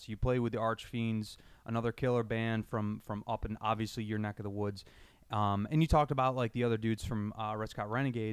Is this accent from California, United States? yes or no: no; New York, United States; we're not from New York City, but we're from fucking New York State